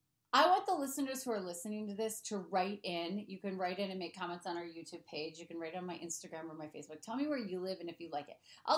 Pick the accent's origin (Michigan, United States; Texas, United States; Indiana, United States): Michigan, United States; Detroit; moved away; I'm from Detroit. I was raised in Detroit.